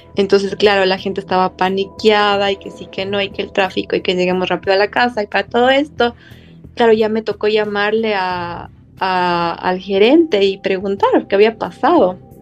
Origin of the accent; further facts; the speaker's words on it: Ecuador; nuestros corazones como ecuatorianos